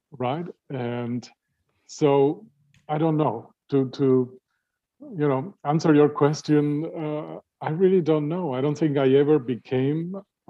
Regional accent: Uruguay; moved away as an adult; also born or lived in Vienna, Austria; now in United States; all the music I grew up with in Uruguay

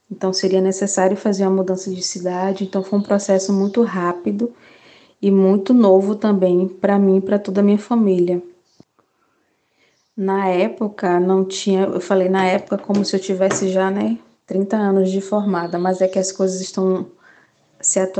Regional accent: Santo Antônio de Jesus, Bahia, Brazil; escolher uma universidade que fosse próxima à minha cidade, sou de Santo Antônio de Jesus

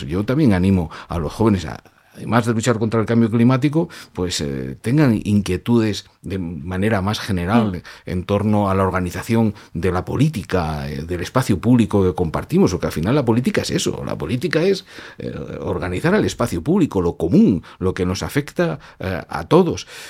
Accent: Germany; also born or lived in Madrid; now in Spain; Yo nací en Alemania

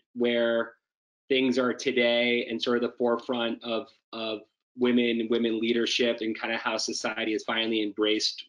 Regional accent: Finland; moved away; I was born in Finland. I have a Scandinavian European perspective

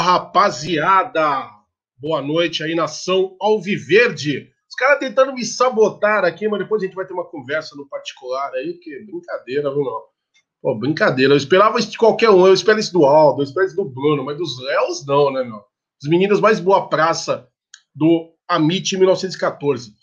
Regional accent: Guarulhos, São Paulo, Brazil; Guarulhos, Guarulhos, minha terra

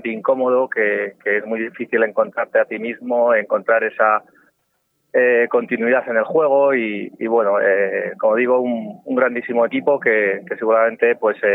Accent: Guadalajara, Castilla-La Mancha, Spain; Eh, bueno, yo vengo de Guadalajara, es verdad que yo...

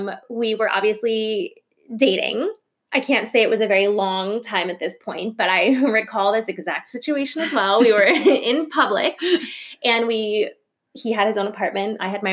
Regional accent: Plantation, Florida, United States; also born or lived in New York; I grew up in Plantation, Florida, which is like a suburb of Fort Lauderdale.

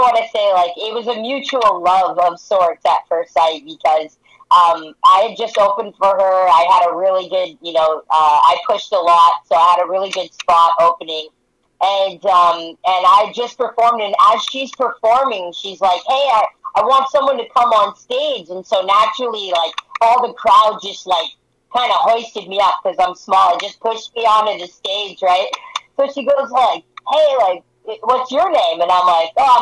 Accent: Penticton, British Columbia, Canada; my hometown of Penticton.

